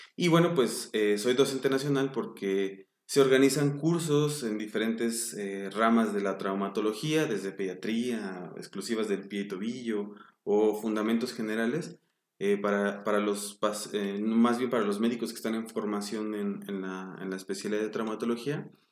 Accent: Mexico City, Mexico; Yo nací en la Ciudad de México, en 1982

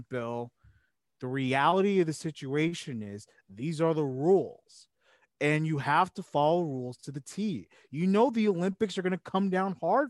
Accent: Slovenia

